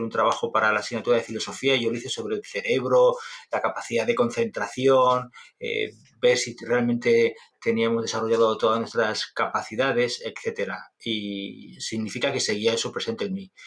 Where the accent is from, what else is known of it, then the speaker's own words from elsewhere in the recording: Logroño, La Rioja, Spain; Un profesor en el colegio, en Logroño, en, La Rioja, en mi tierra